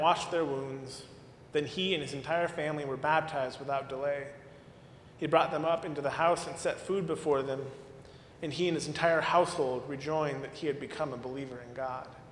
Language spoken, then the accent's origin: English; Arizona, United States; moved away; my home state